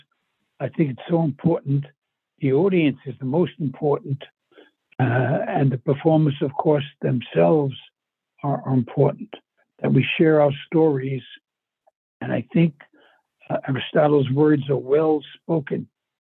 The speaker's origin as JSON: {"language": "English", "town": "New York City", "region": "New York", "country": "United States", "tie": "born or raised there", "said": "I was brought up in New York"}